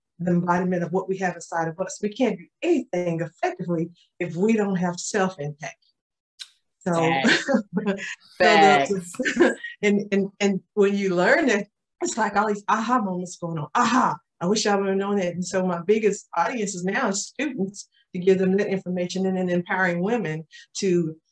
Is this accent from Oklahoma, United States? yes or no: yes; Tulsa, Oklahoma, United States; I am from Tulsa, Oklahoma, born and raised, been here all my life